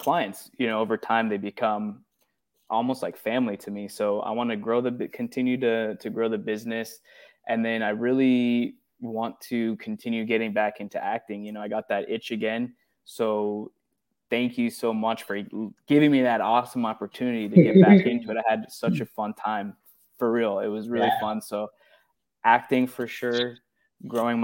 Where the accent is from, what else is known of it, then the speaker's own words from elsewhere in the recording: Los Angeles, California, United States; I grew up in the Valley